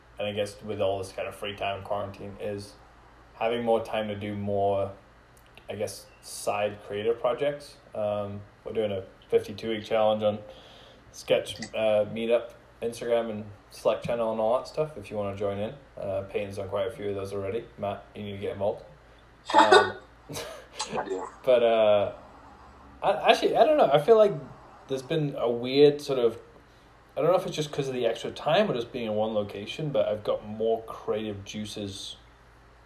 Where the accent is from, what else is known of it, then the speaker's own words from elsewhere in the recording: Scotland, United Kingdom; moved away; I was born in Scotland